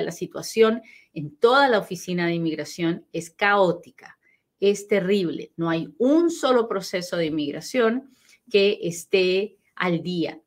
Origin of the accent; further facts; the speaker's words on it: Peru; moved away; soy bien peruana, pero bien peruana y hablo bien rápido